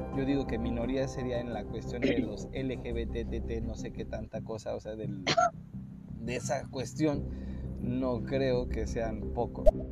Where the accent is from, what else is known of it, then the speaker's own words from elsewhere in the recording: Mexico; soy mexicano